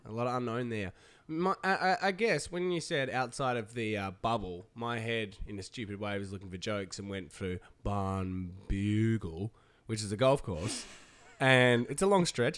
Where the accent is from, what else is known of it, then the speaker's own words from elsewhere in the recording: Tasmania, Australia; moved away; Tasmania in the island state, my home state